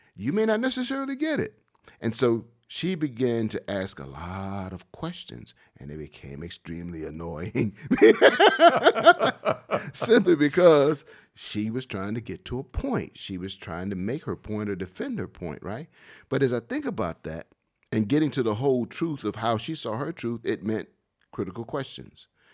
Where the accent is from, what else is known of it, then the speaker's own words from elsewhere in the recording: Wilmington, North Carolina, United States; Growing up in Wilmington all my life